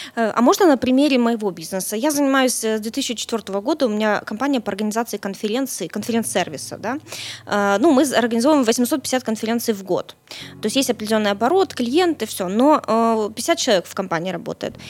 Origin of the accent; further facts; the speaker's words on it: Kyiv, Ukraine; Киев мой родной город